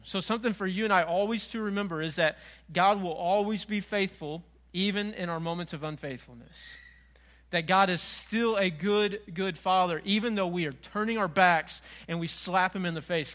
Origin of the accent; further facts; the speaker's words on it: Frank Clay, Missouri, United States; moved away as an adult; also born or lived in North Carolina; I grew up in Frank Clay.